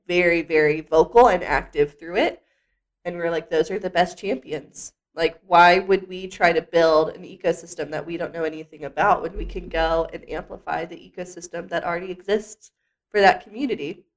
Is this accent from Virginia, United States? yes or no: yes; Lynchburg, Virginia, United States; now in Staunton, United States; my hometown of Lynchburg, Virginia. Went to my rival high school